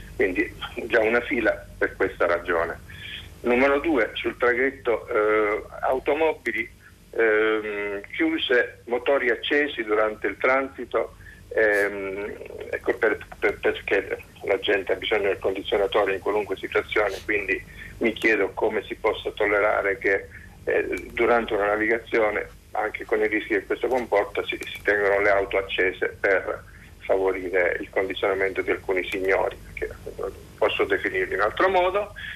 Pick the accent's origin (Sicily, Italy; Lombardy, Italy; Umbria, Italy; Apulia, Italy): Sicily, Italy; moved away; also born or lived in Caserta / Veneto; telefono da Caserta, anche se sono siciliano